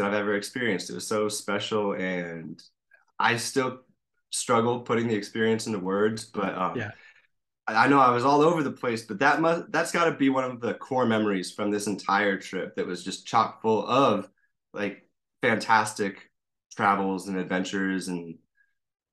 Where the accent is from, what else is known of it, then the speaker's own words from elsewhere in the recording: Cornville, Arizona, United States; from the Verde Valley, so Arizona, kind of near Sedona, Cornville. Grew up around here